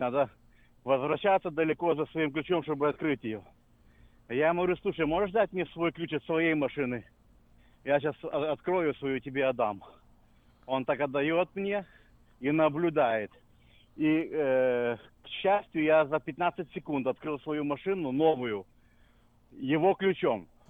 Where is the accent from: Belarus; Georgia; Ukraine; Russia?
Ukraine; now in United States; я с Украины, с бывшего Союза